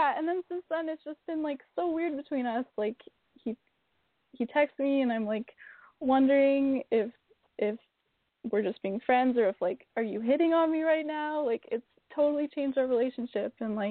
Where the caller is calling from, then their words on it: Vancouver, British Columbia, Canada; I'm calling from Vancouver, Canada.